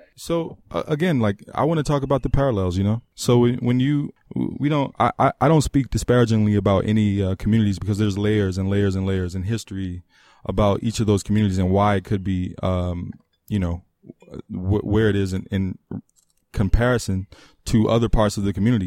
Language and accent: English; Trinidad & Tobago; moved away; I'm I'm Caribbean born from Trinidad and Tobago